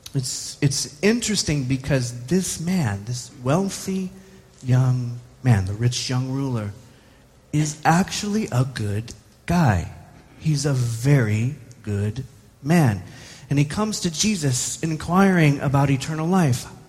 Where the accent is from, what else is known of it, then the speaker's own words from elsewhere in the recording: United States; as an American